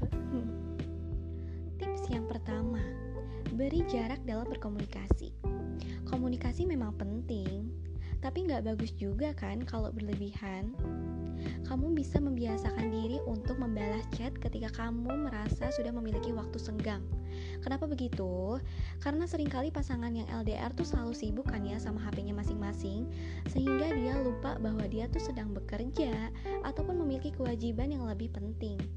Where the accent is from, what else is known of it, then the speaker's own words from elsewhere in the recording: Bandung, West Java, Indonesia; Yap, aku anak Bandung guys.